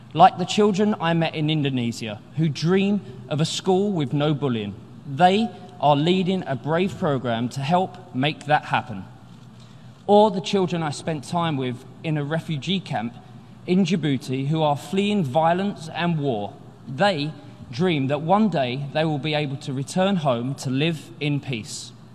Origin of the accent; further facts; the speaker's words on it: London, United Kingdom; I grew up in the East End of London